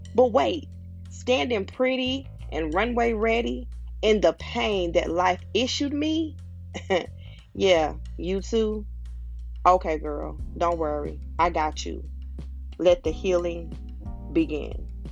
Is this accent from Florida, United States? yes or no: yes; Pensacola, Florida, United States; moved away as an adult; also born or lived in Atlanta, Georgia; I was born and raised in Pensacola, Florida